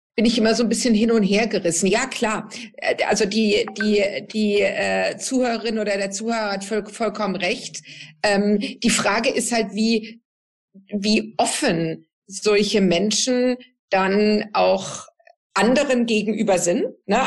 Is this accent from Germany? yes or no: yes; Southern Germany, Germany; da, wo ich herkomme, äh, aus, aus Süddeutschland